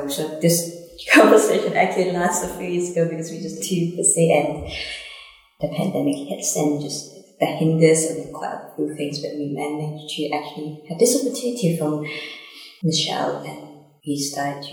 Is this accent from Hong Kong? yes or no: yes; Hong Kong; moved away as an adult; now in Auckland, New Zealand; I'm from Hong Kong. I moved here maybe almost 10 years ago.